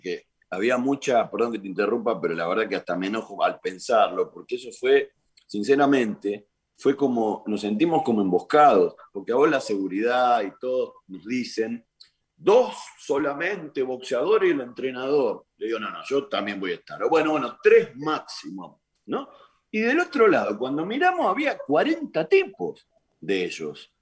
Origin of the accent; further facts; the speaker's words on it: Argentina; nosotros como, argentinos